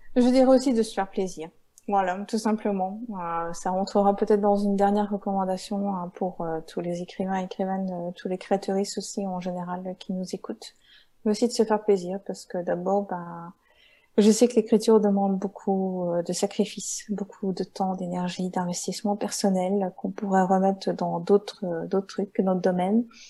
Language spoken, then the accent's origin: French; Belgium; je viens de Belgique, mais je ne suis pas des Ardennes